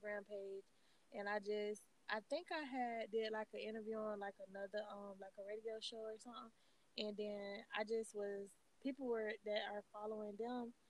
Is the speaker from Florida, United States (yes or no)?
yes; Cocoa, Florida, United States; I'm from Cocoa, Florida